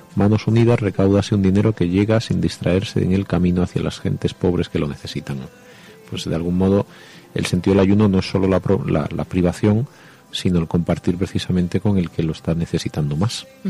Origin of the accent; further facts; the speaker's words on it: Jaén, Andalusia, Spain; soy de Jaén